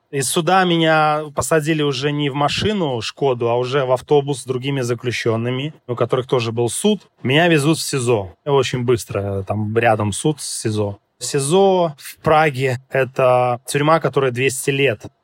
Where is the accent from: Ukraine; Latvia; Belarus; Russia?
Belarus; moved away; я с Белоруссии